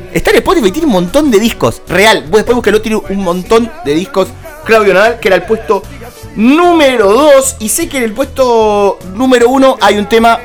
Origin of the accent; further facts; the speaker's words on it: Argentina; como argentinos